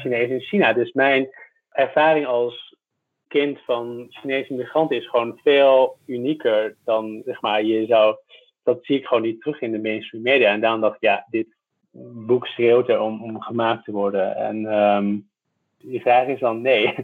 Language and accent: Dutch; Tilburg, North Brabant, Netherlands; accent: Brabant; moved away as an adult; also born or lived in Middelburg / Hoogerheide; now in Amsterdam, Netherlands; ik ben opgegroeid bij de Belgische grens.